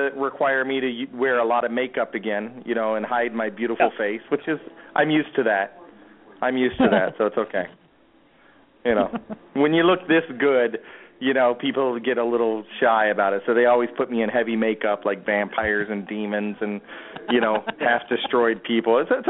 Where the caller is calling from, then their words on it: Mexico; I I'm calling from Mexico, so I don't want to, you know, this is my friend's phone.